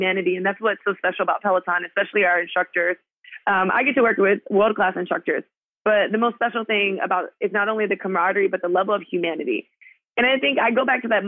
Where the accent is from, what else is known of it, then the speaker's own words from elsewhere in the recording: Miami, Florida, United States; I'm from Miami